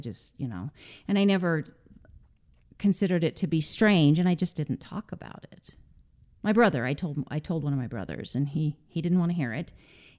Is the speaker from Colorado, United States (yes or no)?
yes; Greeley, Colorado, United States; also born or lived in San Diego; I grew up actually in Greeley, Colorado, with the exception of about 5 years. We lived in San Diego as a child, mm-hmm.